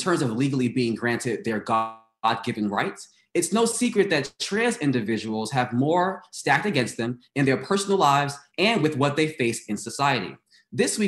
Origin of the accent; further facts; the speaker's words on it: New York City, New York, United States; moved away as an adult; I came from Brooklyn.